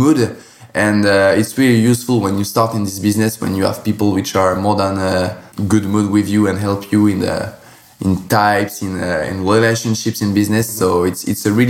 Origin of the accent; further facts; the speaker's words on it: Champagne, Grand Est, France; English is a second language; I was born near from the Champagne regions, and I grew up since my 6 to 7 years old from now in Champagne